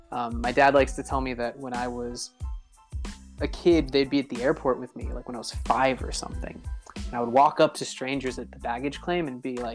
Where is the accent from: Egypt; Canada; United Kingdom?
Egypt; Cairo, Cairo Governorate; And my family actually moved to Cairo, Egypt. So I grew up in Cairo, Egypt for middle school and high school.